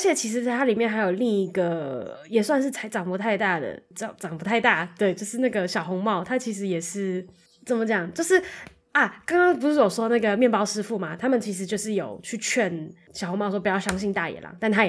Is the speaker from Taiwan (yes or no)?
yes; Tainan, Taiwan; 我小时候就在台南